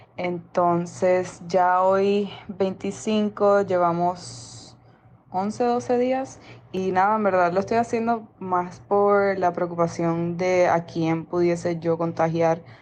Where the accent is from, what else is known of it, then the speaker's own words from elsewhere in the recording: Colombia; now in Madrid, Spain; Somos dos colombianos que estamos aquí en Madrid